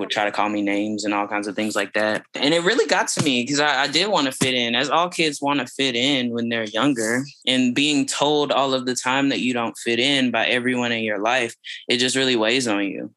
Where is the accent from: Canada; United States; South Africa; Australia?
United States; Fort Worth, Texas; also born or lived in Austin, Texas; I grew up on the east side of Fort Worth, Texas